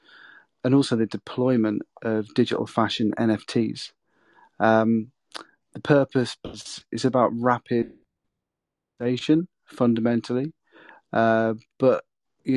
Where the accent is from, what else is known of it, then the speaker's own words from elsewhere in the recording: Peterborough, East of England, United Kingdom; moved away as an adult; also born or lived in London; now in North East England, United Kingdom; my hometown in Peterborough